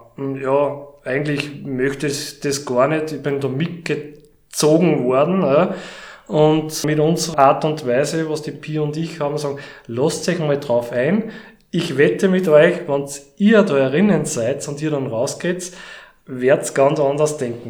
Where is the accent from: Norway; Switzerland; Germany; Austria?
Austria; Steyr, Upper Austria; moved away as an adult; now in Mühlviertel, Austria; ich komme ja ursprünglich aus Steyr